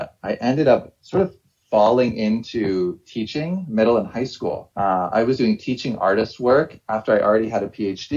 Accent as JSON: {"language": "English", "region": "Ohio", "country": "United States", "also_born_or_lived": "New York / Massachusetts", "moved": "as an adult", "said": "I'm from Ohio. I went to undergrad in Ohio."}